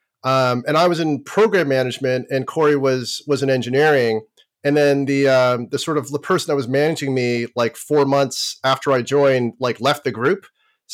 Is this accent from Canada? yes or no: yes; Toronto, Ontario, Canada; I learned how to program in grade school, and I'm from Toronto, Canada, or actually suburban Toronto, Canada